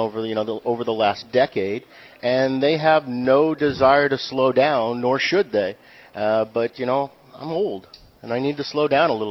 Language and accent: English; New Hampshire, United States; ultimately, I'm from New Hampshire. New Hampshire's home.